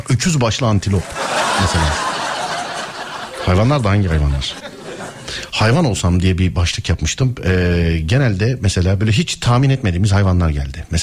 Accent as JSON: {"language": "Turkish", "region": "Istanbul", "country": "Turkey"}